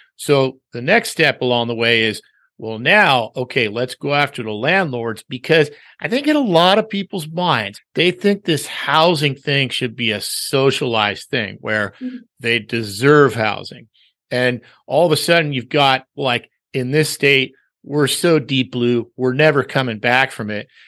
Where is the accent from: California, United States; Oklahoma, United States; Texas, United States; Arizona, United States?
California, United States; Los Angeles; born and raised here